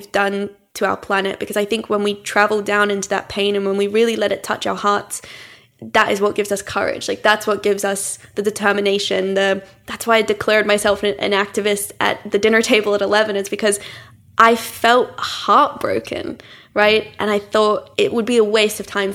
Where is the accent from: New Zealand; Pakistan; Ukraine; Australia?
Australia; now in London, United Kingdom; growing up in Australia, I never encountered like a rough sleeper. I grew up in a town of 6,000 people.